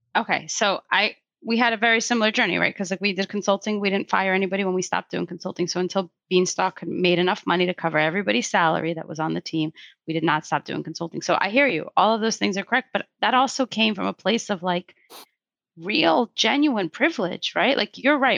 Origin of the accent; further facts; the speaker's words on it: Russia; moved away; I'm not from America, actually. I don't know if you knew that, but I was actually born in Russia